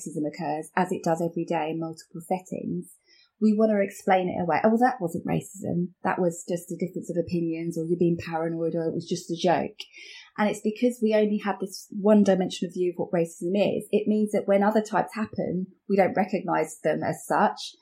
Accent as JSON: {"language": "English", "town": "Watford", "region": "East of England", "country": "United Kingdom", "tie": "born or raised there", "said": "I'm from here. I was born here"}